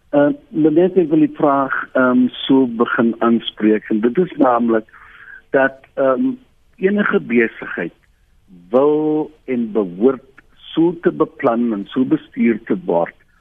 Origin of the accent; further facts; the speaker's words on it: South Africa; as Suid-Afrikaner